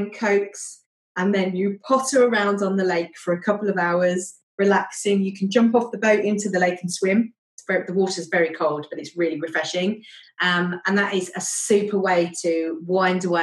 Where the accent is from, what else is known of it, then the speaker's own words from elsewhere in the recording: United Kingdom; now in Germany; Being British